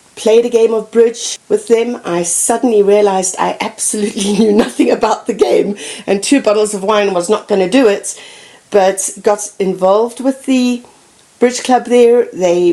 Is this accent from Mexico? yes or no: no; Zimbabwe; moved away as an adult; also born or lived in Botswana; now in Fort Collins, United States; growing up in Zimbabwe